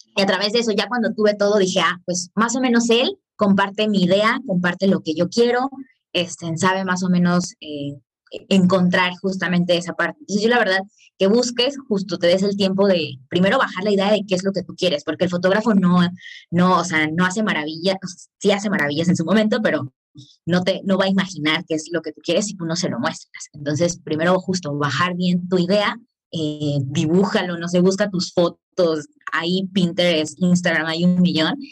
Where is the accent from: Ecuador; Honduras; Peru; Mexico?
Mexico; Cancún, Quintana Roo; yo soy de Cancún